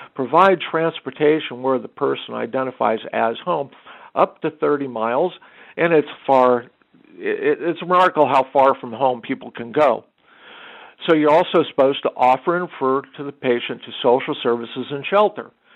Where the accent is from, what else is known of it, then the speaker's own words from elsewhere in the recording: Arizona, United States; now in Inland Empire, United States; my home state of Arizona